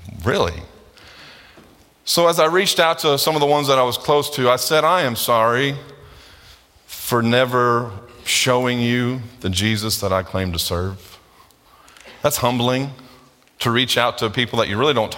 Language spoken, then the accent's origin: English; United States; we as American Christians